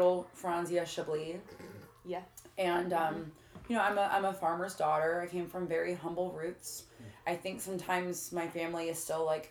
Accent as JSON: {"language": "English", "town": "Granite City", "region": "Illinois", "country": "United States", "said": "I'm from Granite City, Illinois"}